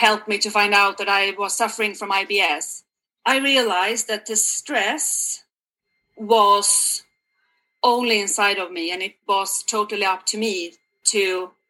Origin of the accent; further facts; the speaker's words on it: Sweden; moved away as an adult; now in Canada; I'm originally from Sweden, and I have lived abroad for the past uh, 10 years yeah. in uh, three different countries, believe it or not. Last but not the least one, I hope, is Canada.